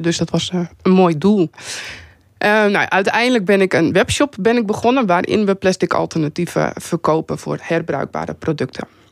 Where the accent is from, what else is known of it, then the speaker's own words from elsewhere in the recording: Vlieland, Friesland, Netherlands; ik ben zelf ben ik opgegroeid op Vlieland